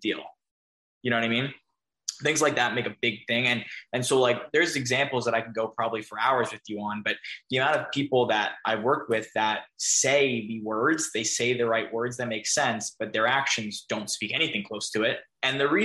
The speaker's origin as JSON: {"language": "English", "region": "New York", "country": "United States", "said": "I'm a New Yorker too"}